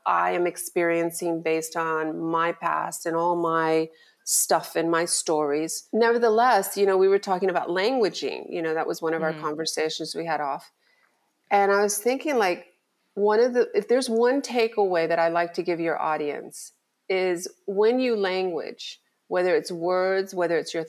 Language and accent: English; Miami, Florida, United States; I born and raised in Miami